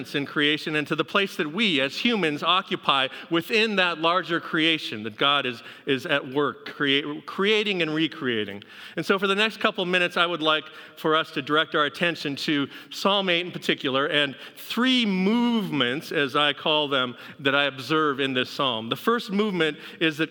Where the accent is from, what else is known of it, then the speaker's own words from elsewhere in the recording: Pacific Northwest, United States; moved away; I grew up in the Pacific Northwest where we have a couple mountains out there